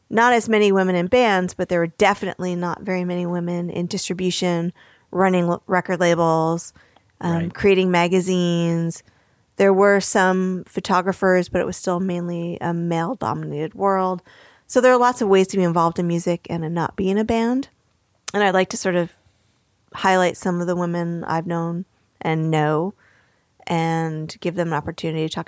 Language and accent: English; New York, United States; I grew up very near New York City.